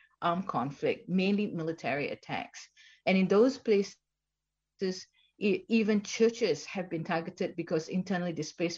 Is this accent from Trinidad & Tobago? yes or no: no; Malaysia; moved away; also born or lived in Sydney / Bangkok; I'm originally a Malaysian